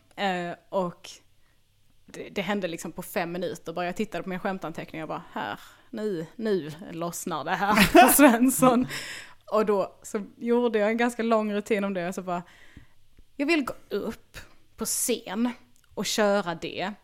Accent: Bjärnum, Skåne, Sweden; jag växte upp i Bjärnum

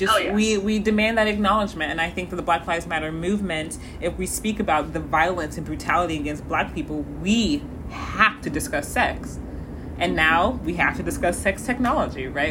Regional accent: Missouri, United States; also born or lived in St. Louis, Missouri; I am from Missouri

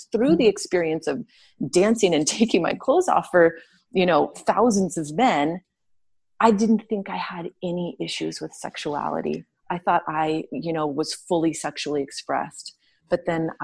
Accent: Southern California, United States; I was raised in Southern California where it was warm

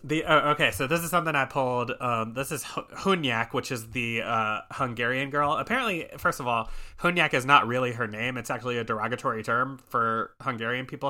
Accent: Memphis, Tennessee, United States; now in Chicago, United States; I'm from Memphis

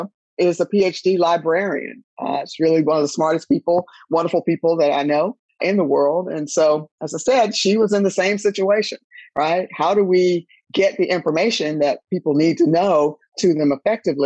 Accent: Durham, North Carolina, United States; moved away as an adult; I am from Durham, North Carolina, my hometown.

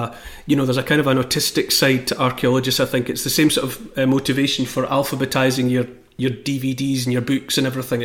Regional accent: Scotland, United Kingdom; for me as a Scottish person

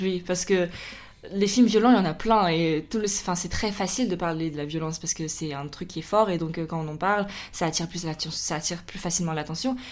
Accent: France; on est des Chinois qui ont grandi en France

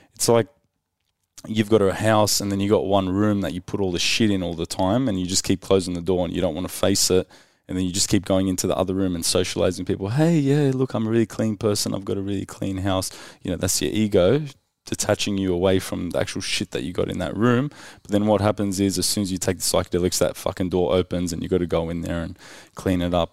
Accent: Sydney, New South Wales, Australia; I came from Western Sydney

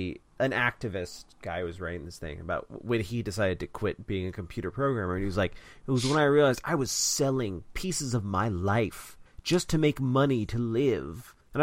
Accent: Kentucky, United States; Well, I mean, I'm from Kentucky, so I'm not...

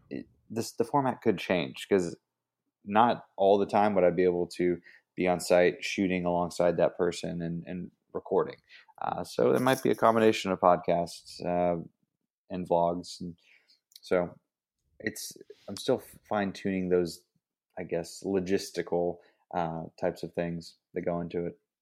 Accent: Ingram, Texas, United States; the town I grew up in was, like, Ingram

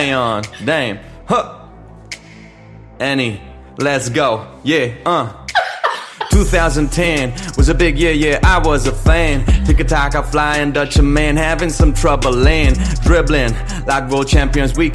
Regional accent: Spain; English is a second language; I'm the Spanish guy here, you know. This is not my native language.

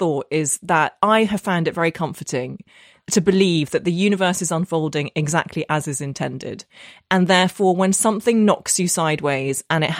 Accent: Northern Ireland, United Kingdom; Basically, so I grew up in Northern Ireland. I know I don't have the accent, but I did. And my secondary school in Belfast was the only school in the entire province that taught Russian.

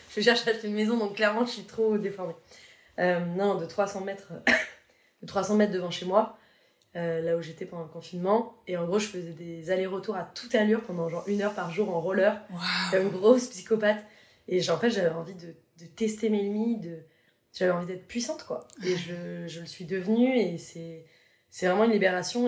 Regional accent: Paris, Île-de-France, France; moved away as an adult; je suis parisienne, quoi. Donc je suis restée vraiment 29 ans à Paris

